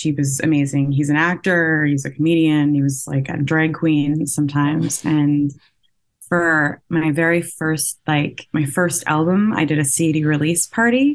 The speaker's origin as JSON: {"language": "English", "town": "Vancouver", "region": "British Columbia", "country": "Canada", "said": "I'm from Vancouver. Um, and I live here."}